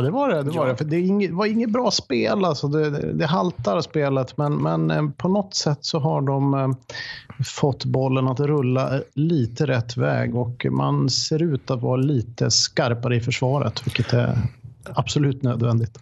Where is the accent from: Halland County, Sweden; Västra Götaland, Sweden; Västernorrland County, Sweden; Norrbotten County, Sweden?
Norrbotten County, Sweden; Boden; now in Sollentuna, Sweden; jag kommer från Boden, nu bor jag i Sollentuna, men, men jag kommer från Boden